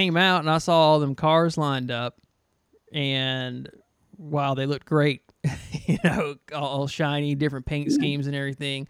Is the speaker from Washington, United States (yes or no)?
no; Griffin, Georgia, United States; I grew up in Griffin, Georgia, just south of Atlanta